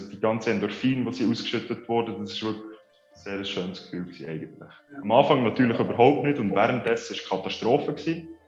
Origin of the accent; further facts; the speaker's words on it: Konolfingen, Bern, Switzerland; aus Bern, also aus Konofingen, besser gesagt. Schon etwa 20 Minuten Fahrt von Bern.